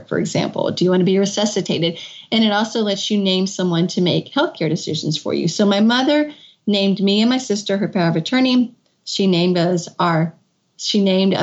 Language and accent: English; Kentucky, United States; moved away as an adult; also born or lived in Washington, D.C.; I had moved back to my home state of Kentucky. I was living in Washington, D.C.